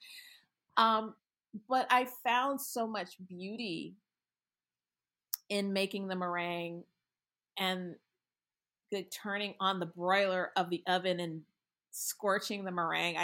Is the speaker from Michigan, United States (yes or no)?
yes; Michigan, United States; I grew up in Michigan around a lot of Middle Eastern people